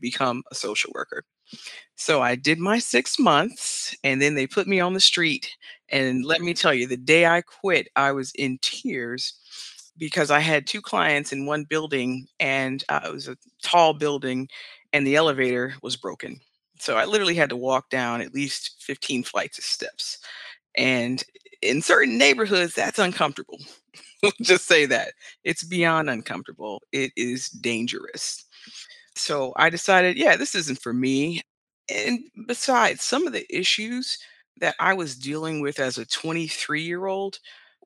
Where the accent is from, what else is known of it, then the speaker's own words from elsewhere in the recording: Cleveland, Ohio, United States; I'm from Cleveland, Ohio